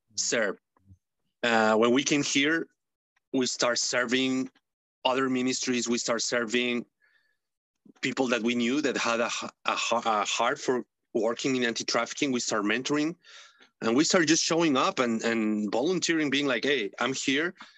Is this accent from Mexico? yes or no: yes; Mexico City, Mexico; English is a second language; moved away as an adult; now in Massachusetts, United States; I'm from Mexico City. I was born raised in Mexico City.